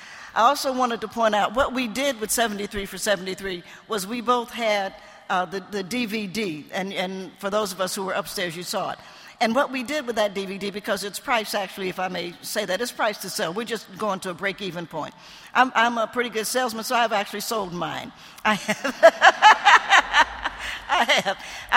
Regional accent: Knoxville, Tennessee, United States; I'm from Knoxville, Tennessee. I was born there in the only state in rebellion that didn't have to undergo reconstruction, in the volunteer state

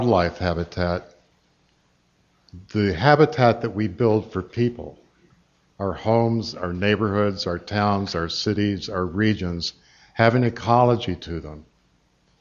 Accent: Asheville, North Carolina, United States; moved away; my hometown of Asheville was hardly without its merits

